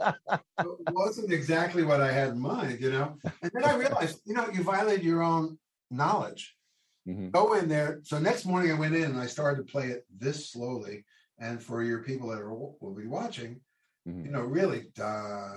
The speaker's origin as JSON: {"language": "English", "area": "Long Island", "region": "New York", "country": "United States", "tie": "born or raised there", "said": "I grew up in Long Island, New York"}